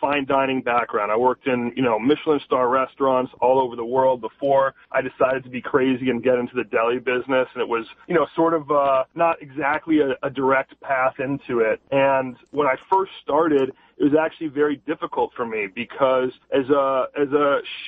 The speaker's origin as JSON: {"language": "English", "town": "Los Angeles", "region": "California", "country": "United States", "tie": "born or raised there", "said": "I grew up here in Los Angeles, born and raised in the Valley in North Hollywood"}